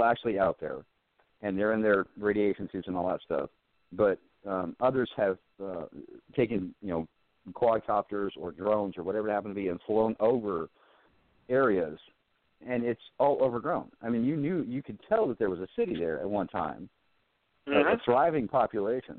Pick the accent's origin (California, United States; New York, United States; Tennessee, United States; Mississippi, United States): California, United States; now in Virginia, United States; I was from California